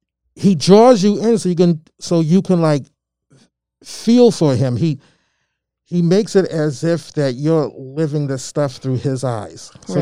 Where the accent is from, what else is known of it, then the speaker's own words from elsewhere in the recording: Albany, Georgia, United States; now in Malden, United States; and I'm originally from Albany, Georgia. I was born in Albany, Georgia.